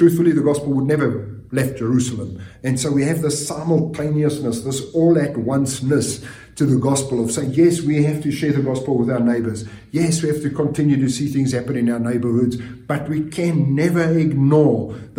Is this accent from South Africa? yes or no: yes; South Africa; moved away; for us growing up in South Africa, part of our curriculum from junior school to high school, we actually had a Bible class